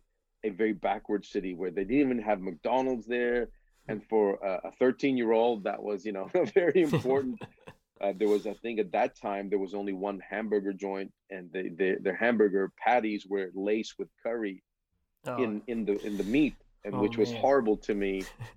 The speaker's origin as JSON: {"language": "English", "country": "Philippines", "tie": "born there", "said": "I was born in the Philippines. My biological parents are obviously Filipino. Back in the 70s, I was born in."}